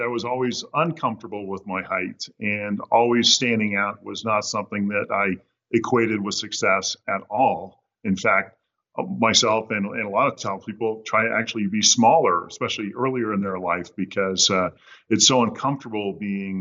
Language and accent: English; Southern California, United States; I grew up in Southern California